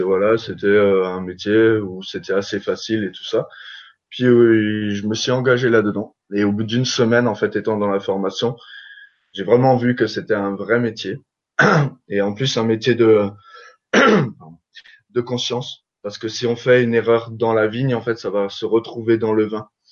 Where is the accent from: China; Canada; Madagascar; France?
France; Alsace, Grand Est; je viens d'Alsace